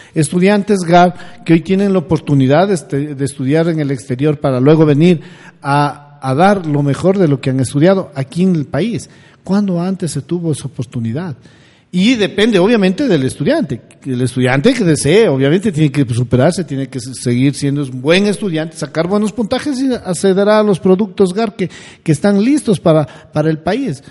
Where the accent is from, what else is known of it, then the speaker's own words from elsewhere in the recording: Bolívar, Ecuador; moved away; Yo vengo de una provincia pequeña, yo vengo de la provincia de Bolívar